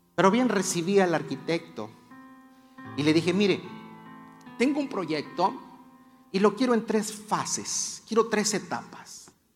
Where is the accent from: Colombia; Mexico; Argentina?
Mexico; Como buen mexicano